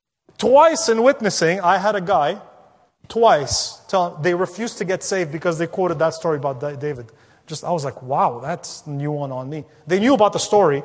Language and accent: English; Lebanon; now in North America; I visited my home country of Lebanon last year a couple of times